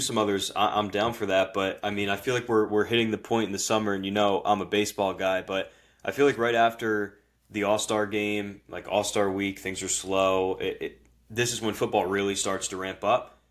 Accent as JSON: {"language": "English", "region": "New Jersey", "country": "United States", "moved": "as an adult", "lives_now": "Philadelphia, United States", "said": "I live in Philly. Obviously, we're from Jersey"}